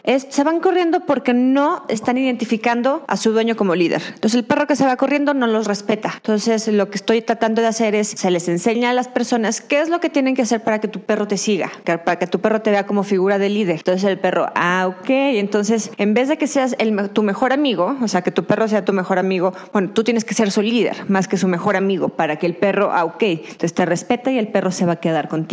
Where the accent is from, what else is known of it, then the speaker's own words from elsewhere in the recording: Durango, Mexico; moved away as an adult; also born or lived in Mazatlán / Mexico City; yo me salí de Durango, me fui a estudiar fuera desde, bueno, digo que me fui a Mazatlán a estudiar mi carrera